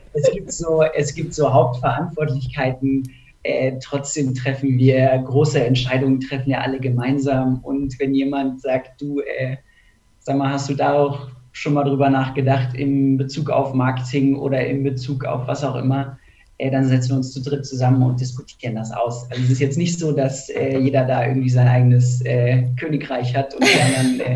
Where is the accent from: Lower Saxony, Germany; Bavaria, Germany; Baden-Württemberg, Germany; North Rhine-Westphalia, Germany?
Lower Saxony, Germany; Hanover; moved away as an adult; now in Munich, Germany; ich komme ursprünglich aus Hannover, ähm, bin auch zum Studium äh, nach München gezogen